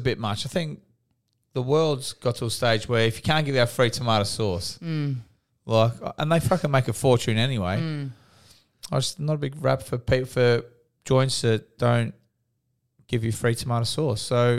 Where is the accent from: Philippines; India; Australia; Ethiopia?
Australia; Gold Coast, Queensland; When I'm from the Gold Coast, I went to Betty's Burgers